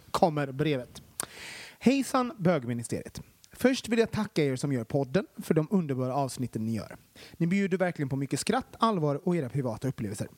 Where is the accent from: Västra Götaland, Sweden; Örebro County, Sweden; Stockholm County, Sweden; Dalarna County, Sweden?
Västra Götaland, Sweden; Gothenburg; Det lät mer göteborgskt och det mm. kommer jag ifrån